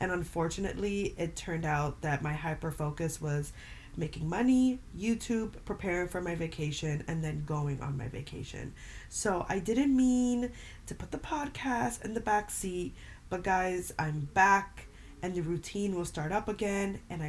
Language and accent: English; New York, United States; I'm half Puerto Rican, half Dominican. I'm from New York, and my dad lives in Dominican Republic.